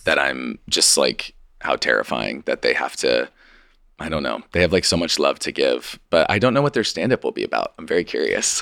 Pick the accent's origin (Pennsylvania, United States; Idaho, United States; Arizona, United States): Idaho, United States; moved away; I'm from Idaho, and so I was in Idaho with my parents